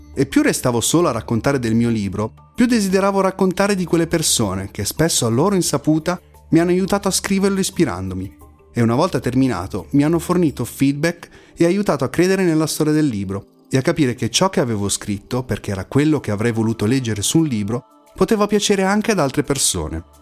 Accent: province of Milan, Lombardy, Italy; Sono nato e vivo in provincia di Milano

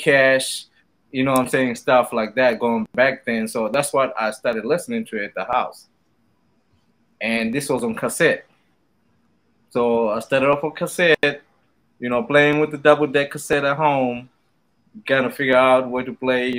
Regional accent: Zimbabwe; I'm from Southern Africa, Zimbabwe

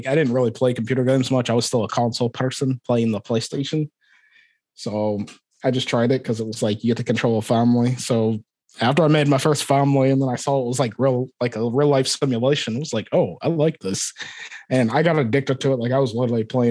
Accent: Aberdeen, Scotland, United Kingdom; accent: Scottish; moved away as an adult; also born or lived in Liverpool / Florida; now in Iowa, United States; I was born in Aberdeen, Scotland.

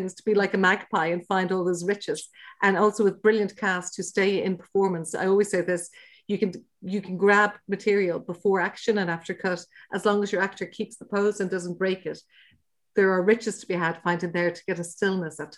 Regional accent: Dublin, Leinster, Ireland; we're from Dublin, but we used to holiday in West Cork

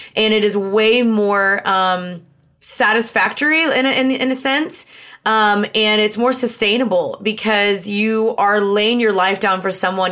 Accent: Dallas, Texas, United States; also born or lived in Los Angeles, United States; I'm from Dallas

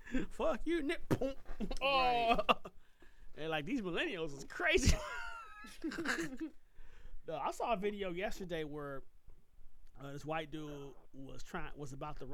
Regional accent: Puerto Rico; dude, I'm from Puerto Rico, not right, Mexico. Hey, right. Like, damn it, I'm a citizen.

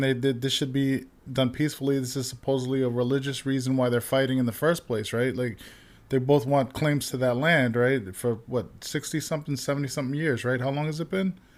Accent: New York City, New York, United States; I grew up in Manhattan.

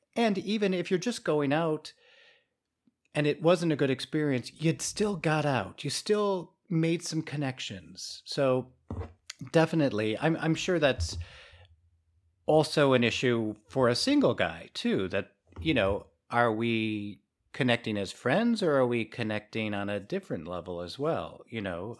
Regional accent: Chicago, Illinois, United States; moved away; I grew up in Chicago

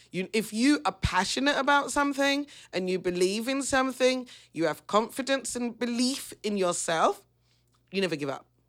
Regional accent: London, United Kingdom; I come from the East End. I'm not gonna deny my roots.

